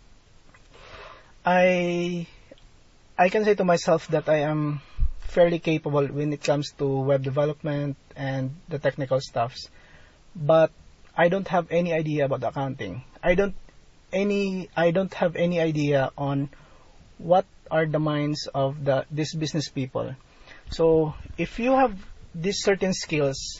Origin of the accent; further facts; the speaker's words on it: Philippines; being a Filipino provider